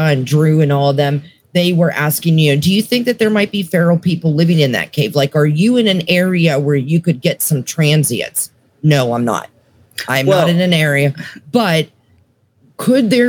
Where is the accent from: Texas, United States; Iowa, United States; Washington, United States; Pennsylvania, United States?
Pennsylvania, United States; Mercer County, Western; now in Tennessee, United States; I was born and raised in Western Pennsylvania. Mm-hmm. I'm talking like about an hour north of Pittsburgh, like Mercer County area